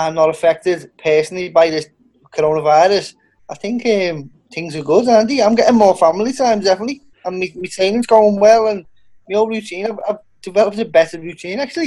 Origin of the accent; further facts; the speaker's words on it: Liverpool, North West England, United Kingdom; I'm from Liverpool, the very centre, just outside the city centre of Liverpool. That's where I'm from, Liverpool, England.